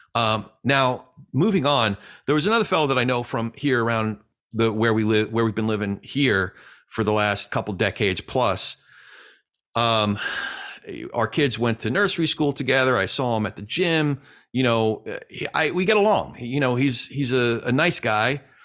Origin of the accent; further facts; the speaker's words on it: the Jersey side, New Jersey, United States; my hometown, the Jersey side